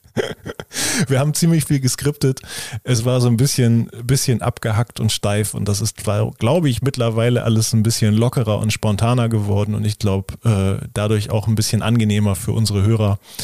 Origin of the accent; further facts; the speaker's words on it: Lower Saxony, Germany; also born or lived in Oldenburg; Bei uns in Niedersachsen